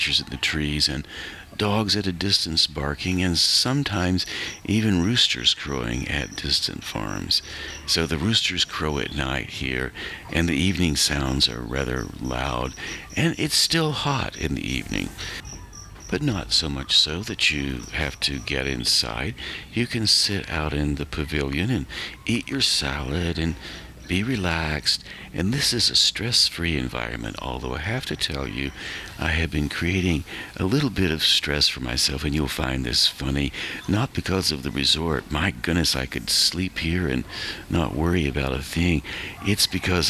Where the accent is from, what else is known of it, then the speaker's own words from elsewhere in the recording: Western North Carolina, United States; my own years growing up in Western North Carolina